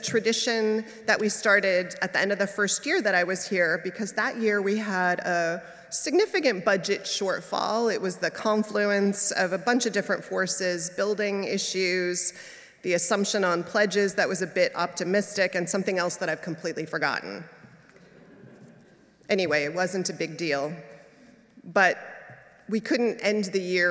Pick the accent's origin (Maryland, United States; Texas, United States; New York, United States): New York, United States; now in San Francisco, United States; as a New Yorker